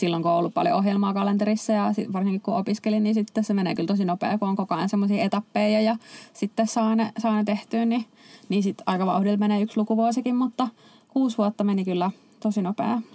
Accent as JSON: {"language": "Finnish", "town": "Helsinki", "region": "Uusimaa", "country": "Finland", "tie": "born or raised there", "also_born_or_lived": "Turku", "moved": "as an adult", "said": "mä itse Helsingistä kotoisin"}